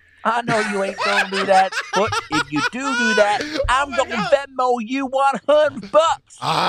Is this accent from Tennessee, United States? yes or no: yes; Nashville, Tennessee, United States; here, and I'm from Nashville.